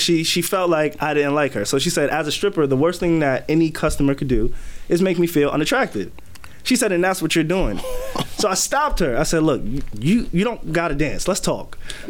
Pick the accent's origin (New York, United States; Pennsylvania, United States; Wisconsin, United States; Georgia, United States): New York, United States; Because I told her I'm from New York. I'm like, look, I'm not even from here.